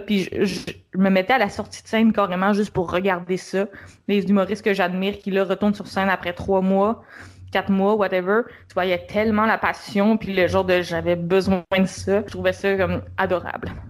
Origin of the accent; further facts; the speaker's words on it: Montreal, Quebec, Canada; Moi, je suis de Montréal